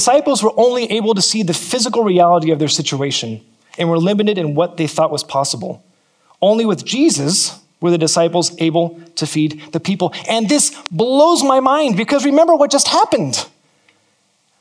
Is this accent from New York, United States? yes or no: no; California, United States; now in New Zealand; I'm from California